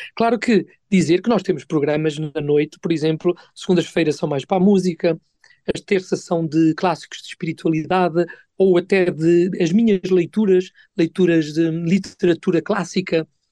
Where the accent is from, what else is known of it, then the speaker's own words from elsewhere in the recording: Portugal; sou de Portugal